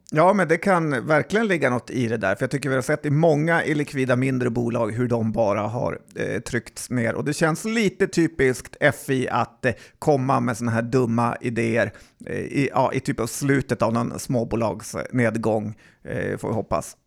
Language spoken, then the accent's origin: Swedish; Västerbotten County, Sweden; som västerbottning